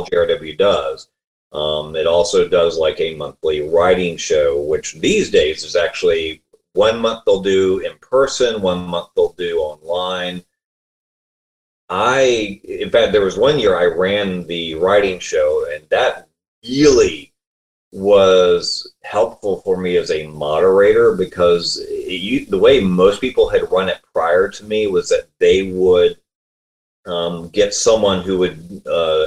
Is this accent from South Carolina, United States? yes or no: yes; Columbia, South Carolina, United States; moved away as an adult; now in Richmond, United States; We grew up in Columbia, South Carolina, which is the capital there.